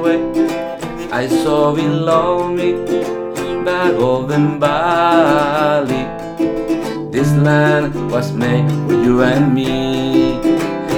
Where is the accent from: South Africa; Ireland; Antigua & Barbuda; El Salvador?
El Salvador; moved away; growing up in El Salvador